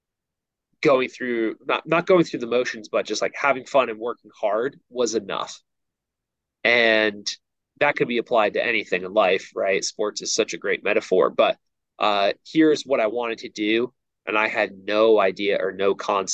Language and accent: English; outside of New York City, United States; now in Virginia, United States; I grew up outside of New York City